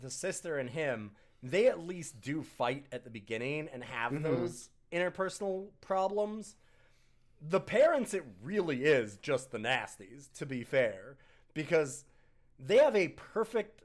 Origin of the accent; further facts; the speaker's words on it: Canada; As a Canadian